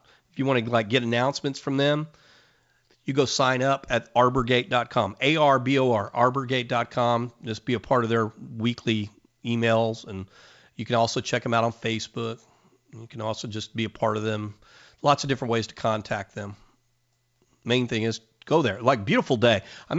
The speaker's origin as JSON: {"language": "English", "town": "Whittier", "region": "California", "country": "United States", "tie": "born or raised there", "moved": "yes", "lives_now": "Texas, United States", "said": "I was born in California"}